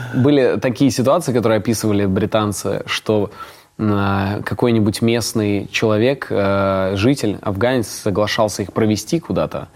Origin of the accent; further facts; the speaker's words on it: Ust-Kamenogorsk, East Kazakhstan Region, Kazakhstan; мой родной город Усть-Каменогорск